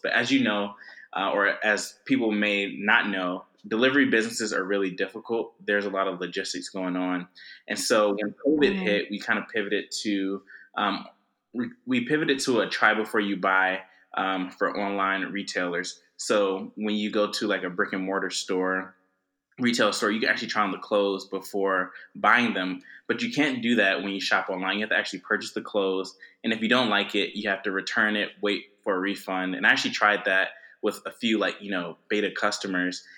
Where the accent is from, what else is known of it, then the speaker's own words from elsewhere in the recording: Atlanta, Georgia, United States; I'm originally from Atlanta, uh, grew up there